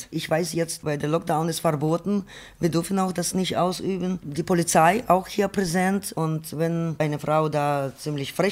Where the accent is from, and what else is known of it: Ukraine; now in Germany